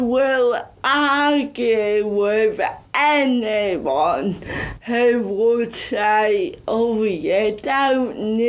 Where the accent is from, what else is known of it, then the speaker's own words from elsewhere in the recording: Bridlington, Yorkshire and the Humber, United Kingdom; accent: Yorkshire; moved away as an adult; also born or lived in Huddersfield; now in London, United Kingdom; I'm from East Yorkshire, Bridlington, and went to uni in Huddersfield. And because of my disability, I never thought I had an accent.